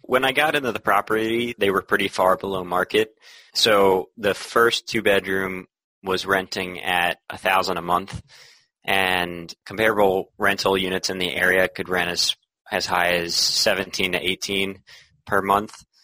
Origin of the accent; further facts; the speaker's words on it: Philadelphia, Pennsylvania, United States; moved away as an adult; now in Boston, United States; I'm originally from Philadelphia